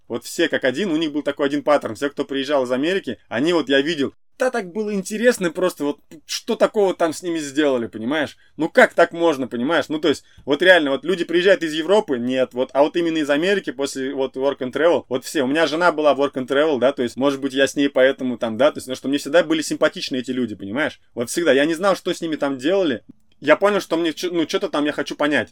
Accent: Ufa, Bashkortostan, Russia; moved away as an adult; now in United States; я из Уфы

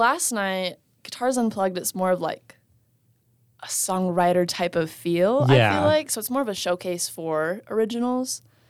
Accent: Las Vegas, Nevada, United States; You know, I'm from Vegas

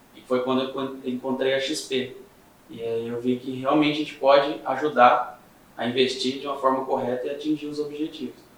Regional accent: Três Lagoas, Mato Grosso do Sul, Brazil; moved away as an adult; now in Andradina, Brazil; nasci aqui em Três Lagoas, criado aqui também

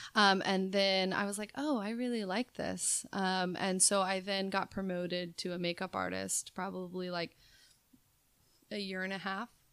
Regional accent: Las Vegas, Nevada, United States; moved away as an adult; also born or lived in Sacramento, California / New York; I was born and raised in Las Vegas

